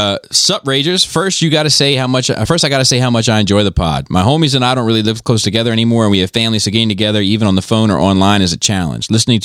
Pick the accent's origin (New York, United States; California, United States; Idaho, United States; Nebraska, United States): New York, United States; also born or lived in Alabama; I'm originally from New York and moved down to Alabama because of the military. I lived in that area for about 9 years, loved it, and thought the people were great.